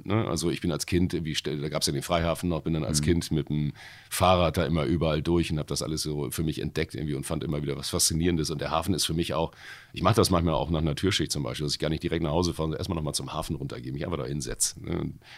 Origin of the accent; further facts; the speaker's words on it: Hamburg, Germany; ich komme aus Wilhelmsburg